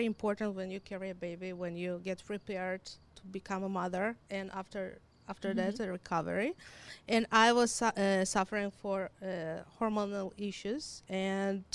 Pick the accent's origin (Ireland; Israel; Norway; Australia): Israel; accent: combination of Hebrew, Russian, and Ukrainian; English is a second language; moved away as an adult; also born or lived in Ukraine; now in Winnipeg, Canada; I was born in Ukraine. And in 1991, my parents made a decision to relocate to Israel. So when I was 9, we moved to Israel and I lived there for 26 years